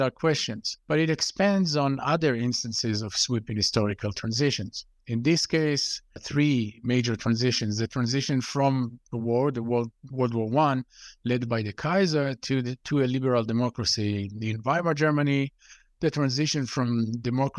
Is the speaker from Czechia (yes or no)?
no; Israel; I grew up in Israel, and going through the Israeli education system